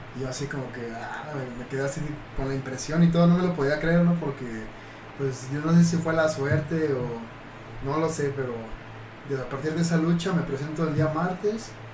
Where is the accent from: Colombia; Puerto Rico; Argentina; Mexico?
Mexico; Mexico City; Soy de México, DF